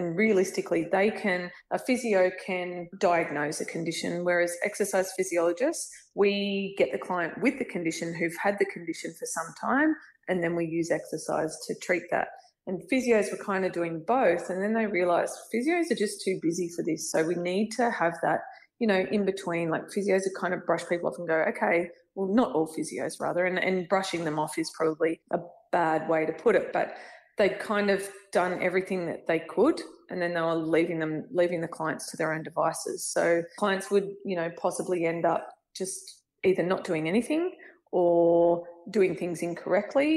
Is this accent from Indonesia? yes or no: no; Bathurst, New South Wales, Australia; also born or lived in Dubbo; I grew up in Bathurst, went to uni in Bathurst